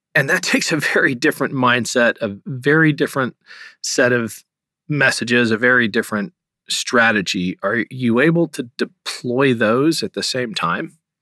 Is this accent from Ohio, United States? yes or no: yes; Ohio, United States; my home state of Ohio